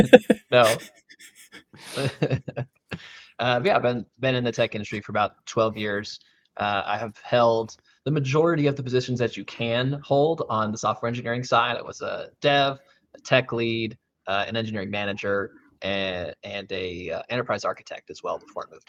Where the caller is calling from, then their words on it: Dallas, Texas, United States; Yeah, so I am joining you out of Dallas, Texas.